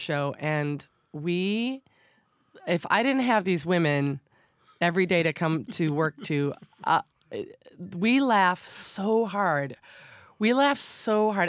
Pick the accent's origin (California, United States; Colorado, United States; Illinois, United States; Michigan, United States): Michigan, United States; Detroit; moved away as an adult; now in New York City, United States; I'm from Detroit